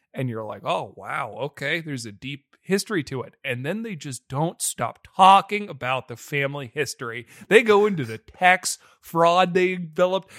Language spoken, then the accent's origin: English; United States; we're American